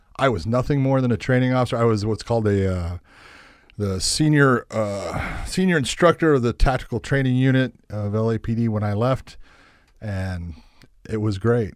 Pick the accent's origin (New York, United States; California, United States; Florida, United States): California, United States; Los Angeles; born or raised there; moved away as an adult; also born or lived in La Puente, California